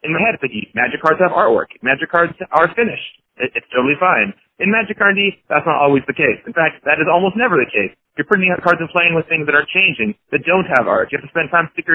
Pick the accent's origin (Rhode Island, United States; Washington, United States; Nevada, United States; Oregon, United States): Washington, United States; Seattle; I grew up in Seattle